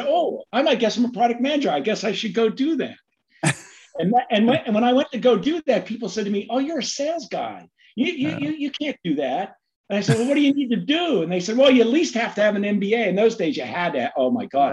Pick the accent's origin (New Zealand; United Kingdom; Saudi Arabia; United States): United States; Pittsburgh, Pennsylvania; grew up right outside of Pittsburgh in a little township called Brentwood